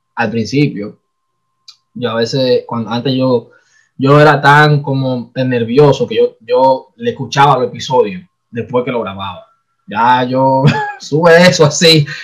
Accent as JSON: {"language": "Spanish", "country": "Dominican Republic", "said": "nosotros somos dominicanos"}